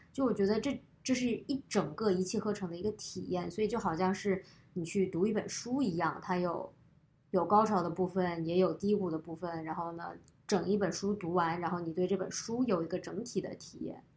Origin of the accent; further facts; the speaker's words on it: Guangzhou, Guangdong, China; now in United States; 从我小学开始在广州生活之后，我觉得吃就变成了，呃，我，生活中的很大一部分